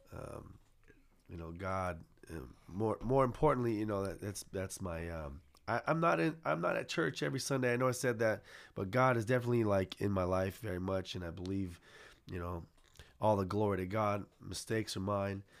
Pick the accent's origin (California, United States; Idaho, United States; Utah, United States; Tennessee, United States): California, United States; San Jose; I'm born and raised McKee and King, Eastside San Jose.